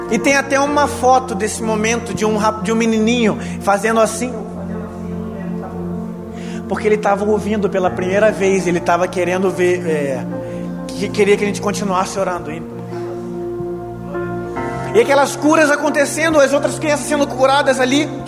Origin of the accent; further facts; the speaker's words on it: Brazil; Eu sou do Brasil